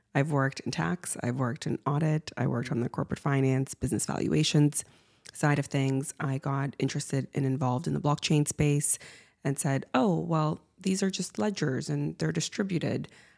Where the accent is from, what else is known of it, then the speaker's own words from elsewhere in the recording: Siberia, Russia; also born or lived in Cuba; now in Canada; I'm by ethnic origin half Cuban and half Russian. And so I spent my childhood growing up in Siberia and in Cuba.